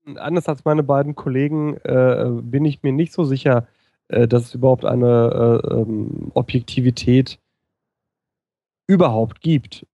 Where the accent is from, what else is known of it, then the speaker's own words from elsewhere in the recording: Ruhr area, North Rhine-Westphalia, Germany; Kind des Ruhrgebiets, das ich bin